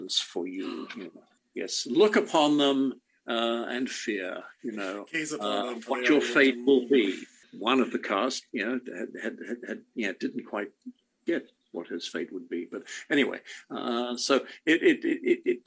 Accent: England, United Kingdom; I grew up in England

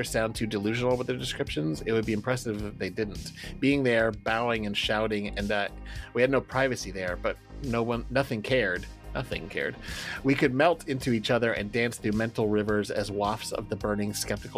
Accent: California, United States; I grew up in California. I'm used to like oceans and mountains

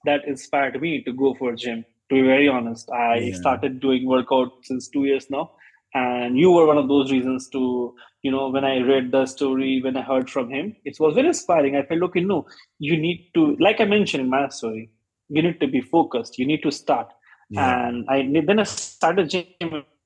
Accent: Patna, Bihar, India; moved away; we are from Patna, Bihar

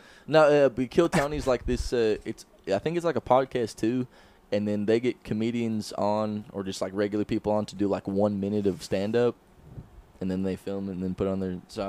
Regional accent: Canada; I'm Canadian

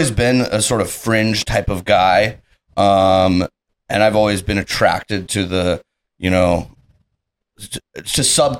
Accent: Dallas, Texas, United States; I'm from Dallas. I was born and raised, and it's surprising how much I do actually get that question. But yeah, I'm from Texas.

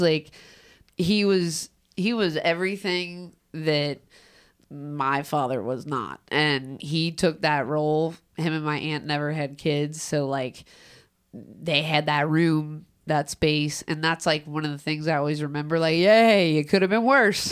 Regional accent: Cincinnati, Ohio, United States; I grew up in Price Hill, but I also grew up in South Fairmount

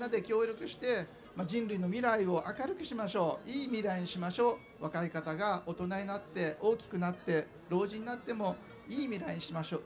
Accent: Fukuoka, Japan; 私も福岡出身なのでですね。

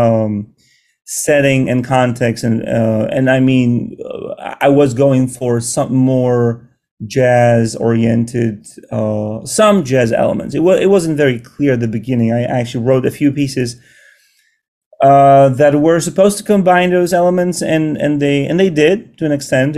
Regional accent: Poland; now in New York City, United States; I'm from Poland and my wife as well

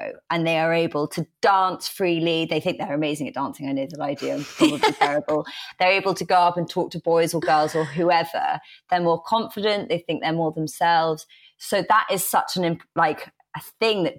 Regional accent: England, United Kingdom; being very English

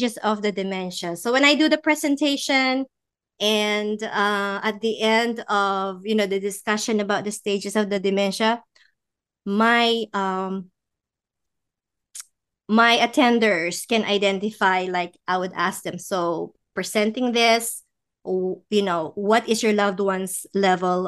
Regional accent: Philippines; moved away; we're from the Philippines

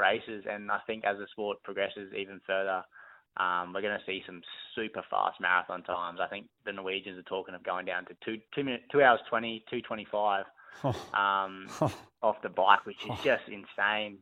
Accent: Brisbane, Queensland, Australia; Brisbane. My hometown

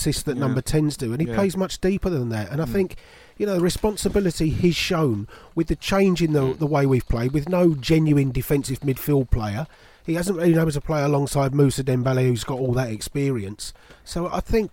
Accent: England, United Kingdom; as an English person

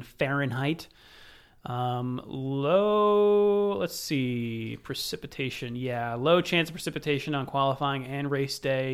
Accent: United States; I'm American.

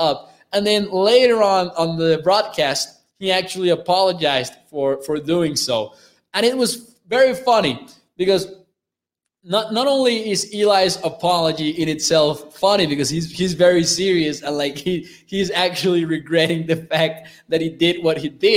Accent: Mexico; I'm from Mexico

